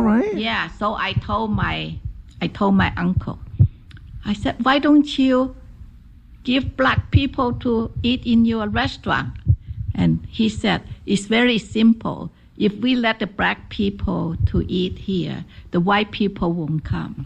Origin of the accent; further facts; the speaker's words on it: Guangzhou, Guangdong, China; English is a second language; moved away as an adult; now in United States; I was born in Guangzhou